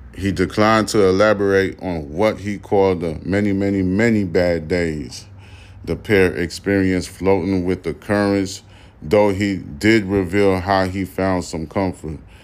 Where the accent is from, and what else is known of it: United States